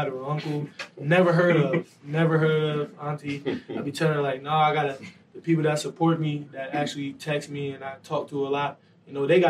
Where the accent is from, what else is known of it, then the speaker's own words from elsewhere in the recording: Detroit, Michigan, United States; moved away as an adult; now in State College, United States; Being in Detroit, being raised there, it's not safe, especially from the side of town I'm from